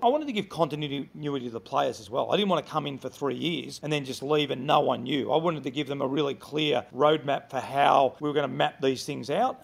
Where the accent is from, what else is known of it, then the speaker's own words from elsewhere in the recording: Melbourne, Victoria, Australia; moved away as an adult; also born or lived in Sydney; I'm originally from Melbourne